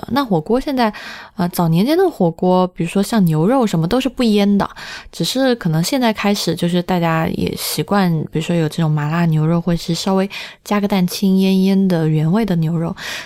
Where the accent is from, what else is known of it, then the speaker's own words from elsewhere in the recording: Sichuan, China; 在我们四川人心中